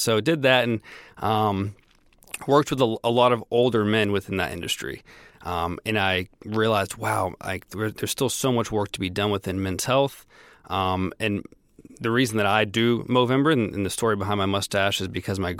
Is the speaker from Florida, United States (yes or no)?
yes; Florida, United States; also born or lived in Tennessee; No, I'm from the Southeast. Born in Tennessee, moved around a lot, but ended up going to high school and college in Florida.